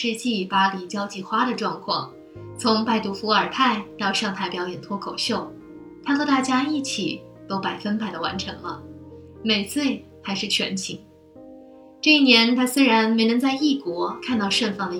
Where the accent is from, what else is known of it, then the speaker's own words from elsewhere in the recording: China; now in Paris, France; 不是呢，我是中国人。